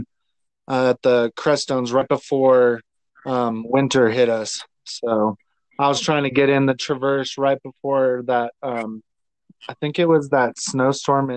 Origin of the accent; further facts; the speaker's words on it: Aurora, Colorado, United States; I grew up in Aurora